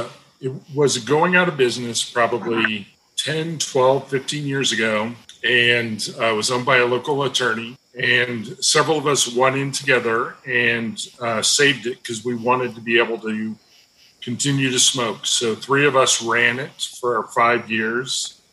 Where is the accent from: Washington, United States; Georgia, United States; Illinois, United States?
Illinois, United States; Bloomington; moved away as an adult; now in Little Rock, United States; because I grew up in Bloomington Normal, I met my wife in Springfield, Illinois